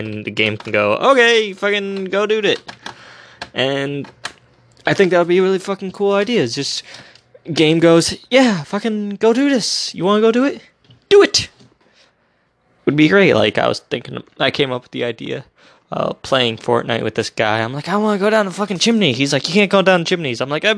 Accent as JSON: {"language": "English", "country": "United States", "said": "I'm an American"}